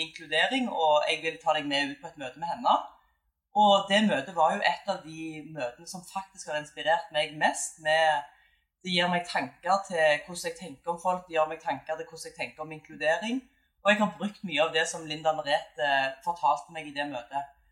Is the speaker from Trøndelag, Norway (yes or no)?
no; Bryne, Rogaland, Norway; moved away; har tatt meg en tur til hjembyen min Bryne